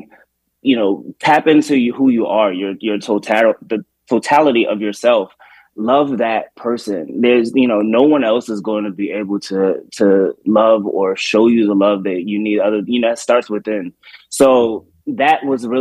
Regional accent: Baltimore, Maryland, United States; moved away; also born or lived in Washington, D.C.; I grew up in Baltimore

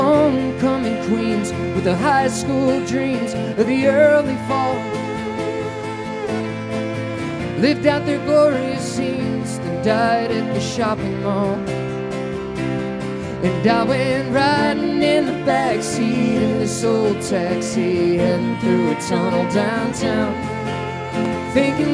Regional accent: outside New York City, United States; I come from the land of New York City, and I grew up outside New York City

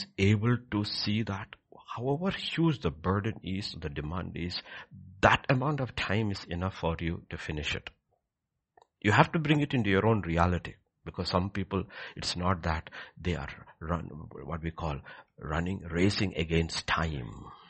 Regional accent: Egypt; Because I have come from Egypt. I grew up in Egypt.

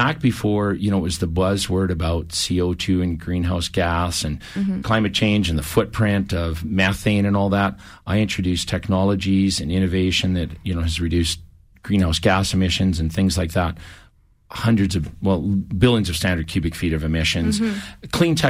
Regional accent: Saskatchewan, Canada; also born or lived in Lloydminster / Alberta; now in Calgary, Canada; I was born in Lloydminster, smaller community, Western Canada, grew up in Saskatchewan, came into the Alberta area in about 86. And ended up coming to Calgary for business in the early 2000s.

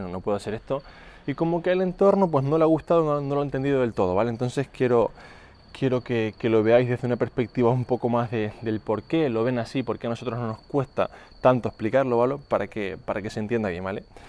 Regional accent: Canary Islands, Spain; moved away; also born or lived in Mallorca; Yo antes vivía en Mallorca, aunque soy de Canarias

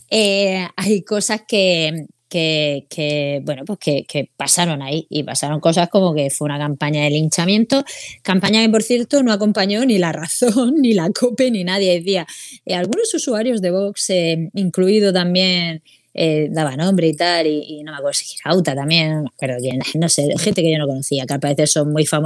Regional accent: Region of Murcia, Spain; que somos de Murcia, ¿no?

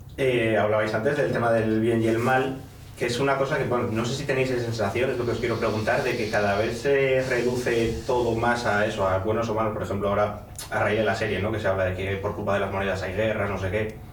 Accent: Castile, Spain; como castellano

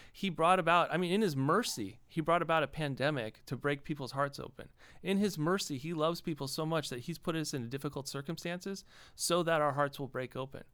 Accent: Los Angeles, California, United States; I grew up in Los Angeles.

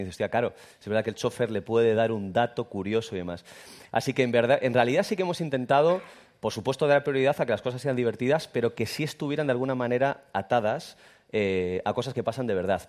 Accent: Irún, Basque Country, Spain; yo soy de Irún, Irún no tiene gracia

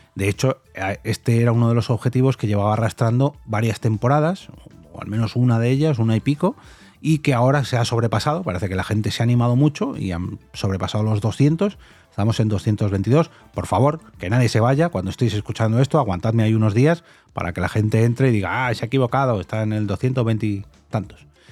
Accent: Móstoles, Community of Madrid, Spain; yo soy de Móstoles, normalmente grabo en Móstoles

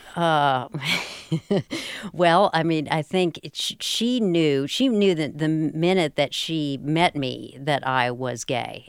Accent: Durham, North Carolina, United States; I grew up in Parkwood, a tiny little subdivision in southeastern Durham County

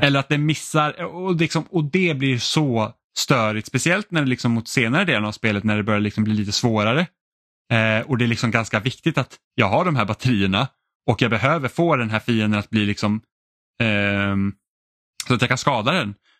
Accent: Finland; jag känner mig som då finne känner mig liksom väldigt mycket hemma

